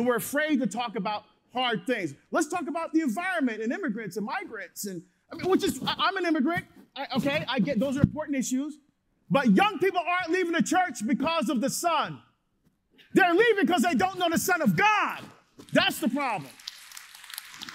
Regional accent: New Jersey, United States; now in Oregon, United States; grew up in Jersey.

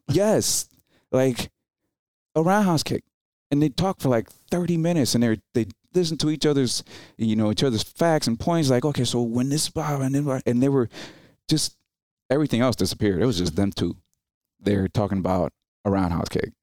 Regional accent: New Jersey, United States; English is a second language; also born or lived in Dominican Republic; five years old when I went to New Jersey

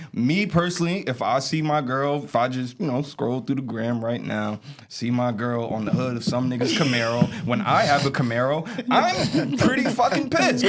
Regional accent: Essex County, New Jersey, United States; We're all from Essex County.

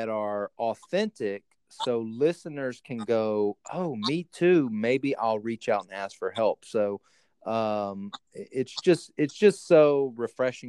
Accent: the South, United States; I grew up in the South, and so we were, you know, it was the Bible Belt

